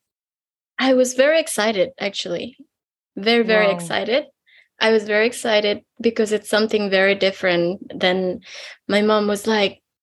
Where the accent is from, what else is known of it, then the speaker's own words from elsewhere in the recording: western Indonesia, Indonesia; I am from Indonesia. I come from a very little village in a western part of Indonesia